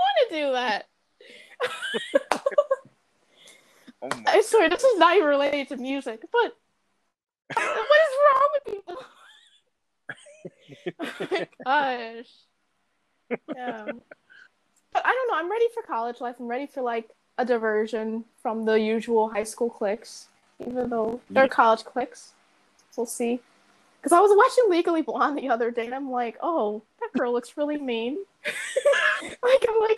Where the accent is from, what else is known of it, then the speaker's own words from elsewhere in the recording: Riverdale, United States; I'm from Riverdale